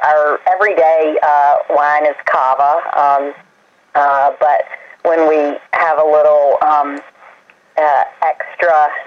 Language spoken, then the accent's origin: English; Tarboro, North Carolina, United States; moved away as an adult; also born or lived in New York City; I was born and raised in Tarboro, North Carolina, and came back here to live, work, and raise a family